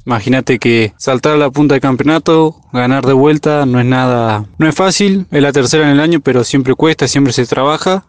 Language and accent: Spanish; La Madrid, Buenos Aires, Argentina; cerca de, de la Madrid, de mi pueblo